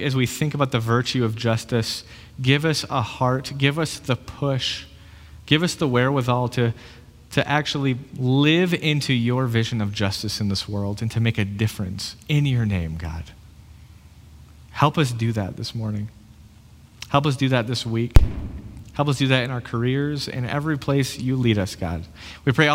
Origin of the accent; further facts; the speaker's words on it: United States; I'm an American